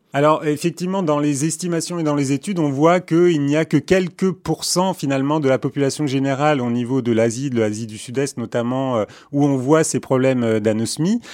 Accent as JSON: {"language": "French", "region": "Istanbul", "country": "Turkey", "tie": "born or raised there", "also_born_or_lived": "Paris / New York", "moved": "yes", "said": "je suis né à Istanbul"}